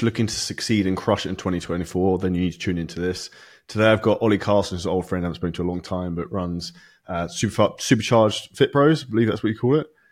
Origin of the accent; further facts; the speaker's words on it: United Kingdom; I'm British